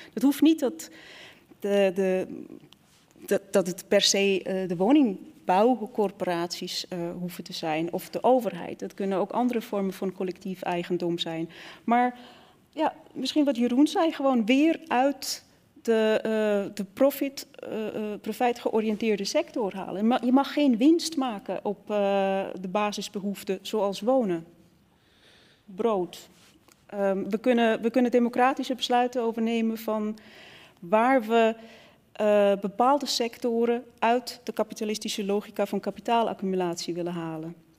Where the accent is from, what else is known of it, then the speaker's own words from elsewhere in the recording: Switzerland; now in Netherlands; ik kom oorspronkelijk uit Zwitserland. En toen ik naar Nederland kwam